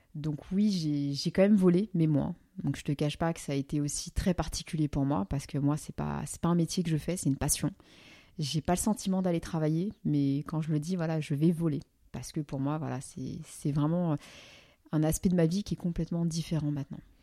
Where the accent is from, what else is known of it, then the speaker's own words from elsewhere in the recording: France; en tant que français